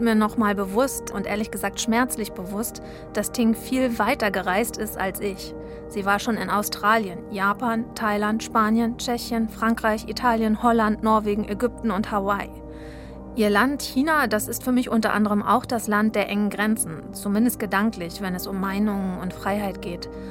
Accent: Mecklenburg-Vorpommern, Germany; Ich bin Mecklenburgerin

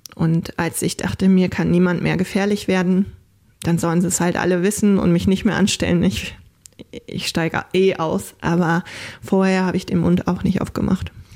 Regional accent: Germany; also born or lived in Haiti / New York; now in Hitzacker, Germany; ich bin Deutsche, ich sehe deutsch aus

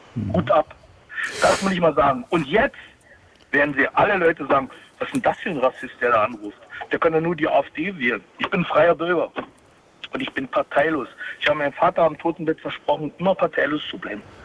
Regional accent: GDR, East Germany, Germany; ich bin aus der DDR, wir haben in der DDR gelernt

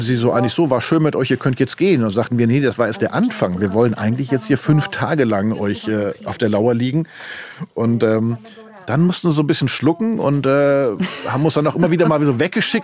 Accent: Germany; wir Deutschen

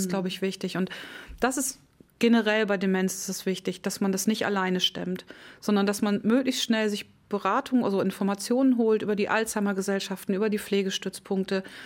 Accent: Kollmar, Schleswig-Holstein, Germany; ich komme ja nun aus Colmar

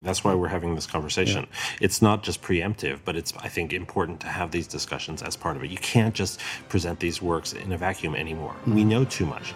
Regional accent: New York, United States; when I was a little kid in New York.

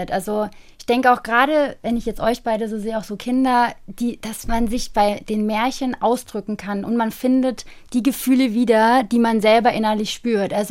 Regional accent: Turkey; Ich komme auch selber aus der Türkei, also halb türkisch bin ich

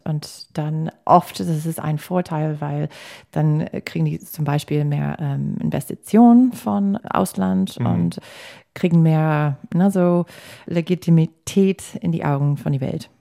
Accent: United States; German is a second language; now in Germany; also als Amerikanerin, nicht als Deutscher, ich habe keine deutsche Staatsbürgerschaft

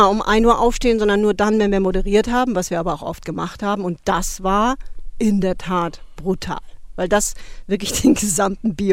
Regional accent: West Germany, Germany; born there; Und da habe ich eben gedacht, ich als eben gebürtige Westdeutsche, wenn ich jetzt wirklich mir die Mühe mache, das zu lernen

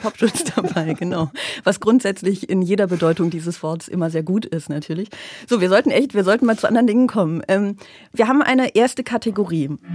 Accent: Aachen, North Rhine-Westphalia, Germany; now in Berlin, Germany; ich komme ja aus Aachen. Ich komme ja hier aus der Gegend zumindest

